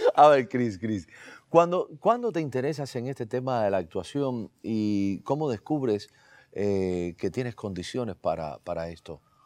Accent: Cuba; moved away as an adult; now in Miami, United States; somos cubanos

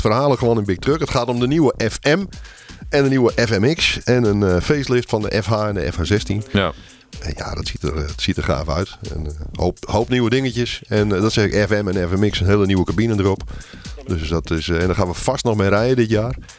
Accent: Netherlands; wij als Nederlanders

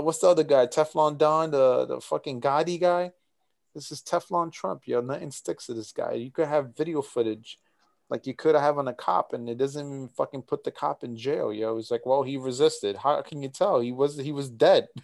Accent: United States; I'm an American

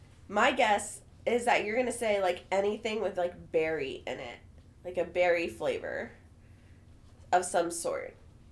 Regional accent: Wichita, Kansas, United States; moved away; also born or lived in Shawnee; my hometown of Wichita

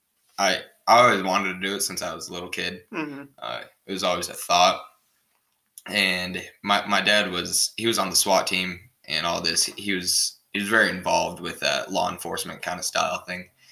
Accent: Honeyville, Utah, United States; also born or lived in Ogden, Utah / Tremonton, Utah; I lived in Honeyville and Deweyville for most of my younger ages

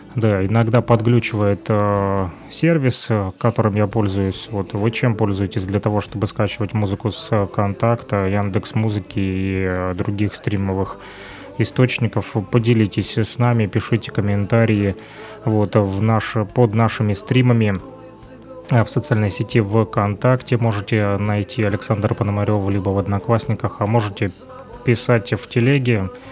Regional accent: Luhansk, Luhansk Oblast, Ukraine; now in Kirovsk, Ukraine; родом я из Луганска. Сегодня живу в Кировске

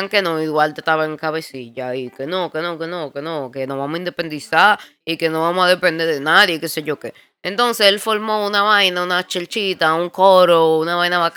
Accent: Spain; porque nosotros somos españoles

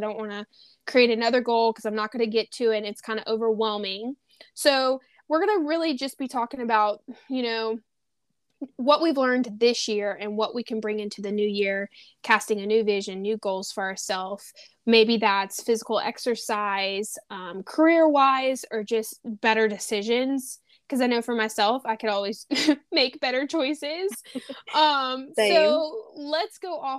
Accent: Louisiana, United States; I'm originally from Louisiana.

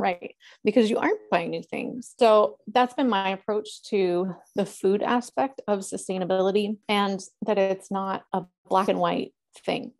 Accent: Northern California, United States; also born or lived in Los Angeles; having been born and raised in California

